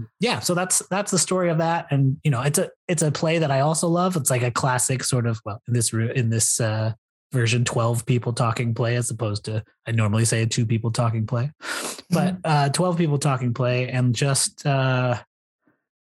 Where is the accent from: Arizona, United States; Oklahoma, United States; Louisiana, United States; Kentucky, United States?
Kentucky, United States; Louisville; moved away; my hometown of Louisville, Kentucky